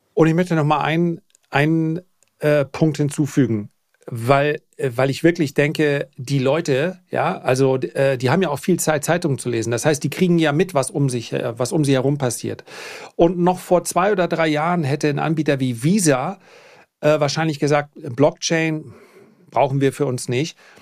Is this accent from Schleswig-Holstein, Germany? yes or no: yes; Flensburg, Schleswig-Holstein, Germany; bei uns in Flensburg